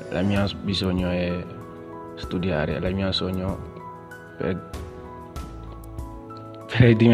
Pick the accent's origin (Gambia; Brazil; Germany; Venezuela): Gambia; Italian is a second language; now in Italy; vengo dalla Gambia, ho 18 anni. Io vivo in Italia ora, un anno e mezzo.